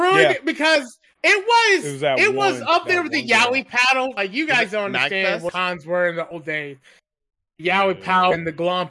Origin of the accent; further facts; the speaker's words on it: the South, United States; I'm from the South